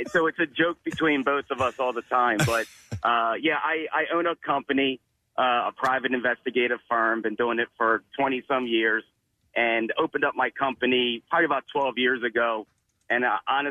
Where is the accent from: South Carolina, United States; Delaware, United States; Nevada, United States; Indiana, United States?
Delaware, United States; I'm from Delaware